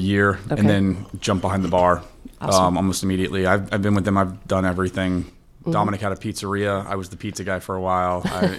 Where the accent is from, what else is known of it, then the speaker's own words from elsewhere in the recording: St. Petersburg, Florida, United States; I'm born and raised in St. Pete, graduated from Lakewood High School, went to University of South Florida in St. Pete